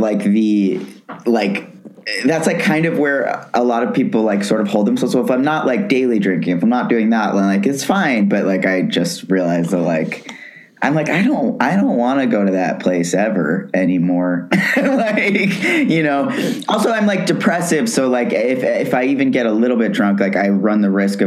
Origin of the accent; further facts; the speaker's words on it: New York City, New York, United States; moved away as an adult; now in Los Angeles, United States; I was born in New York, raised in New York, was in New York for pretty much my whole life